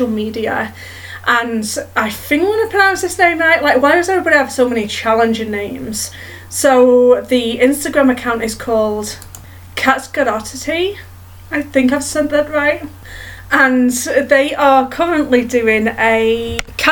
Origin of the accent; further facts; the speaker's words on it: Edmonton, Alberta, Canada; there was an event in my hometown in Canada called Pets in the Park.